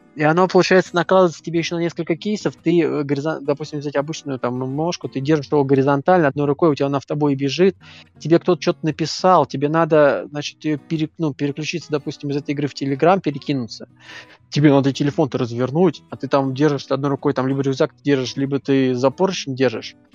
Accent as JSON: {"language": "Russian", "region": "Moscow", "country": "Russia", "said": "как э, москвич"}